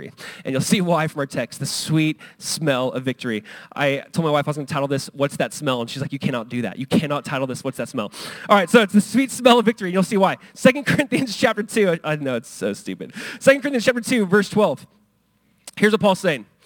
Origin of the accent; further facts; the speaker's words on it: Southern California, United States; I grew up in Southern California. We went to Disneyland and it's like 20 minutes away.